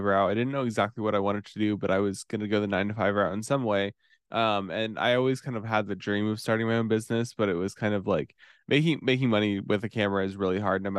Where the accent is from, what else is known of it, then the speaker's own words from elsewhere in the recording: Warsaw, Indiana, United States; I'm from Warsaw, Indiana. It's like northern Indiana, kind of near Fort Wayne